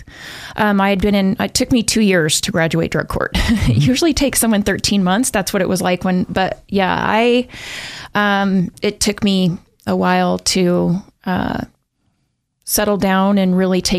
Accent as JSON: {"language": "English", "town": "Pocatello", "region": "Idaho", "country": "United States", "tie": "born or raised there", "lives_now": "Boise, United States", "said": "I was born and raised in Pocatello"}